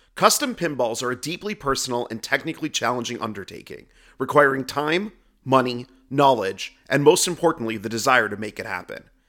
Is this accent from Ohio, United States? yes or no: yes; Cleveland, Ohio, United States; moved away; also born or lived in St. Louis; I'm from Ohio originally, from Cleveland, um, but went to school in St. Louis.